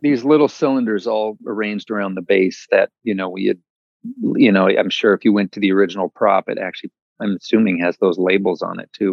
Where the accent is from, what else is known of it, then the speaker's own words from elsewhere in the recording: Midwest, United States; moved away as an adult; also born or lived in New York City / West Coast; I grew up in the Midwest